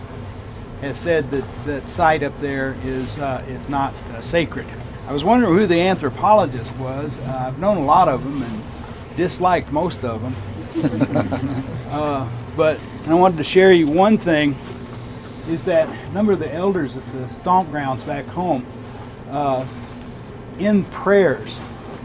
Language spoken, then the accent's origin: English; Oklahoma, United States; moved away as an adult; also born or lived in Arizona; I'm originally from Oklahoma. I'm enrolled with the Cherokee Nation